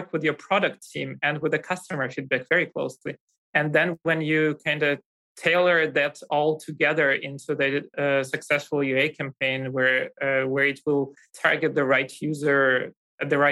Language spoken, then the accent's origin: English; Russia; moved away as an adult; now in Germany